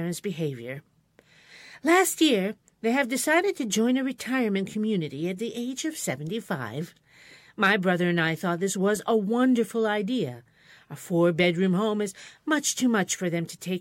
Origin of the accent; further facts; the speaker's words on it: Binghamton, New York, United States; my hometown, Parlor City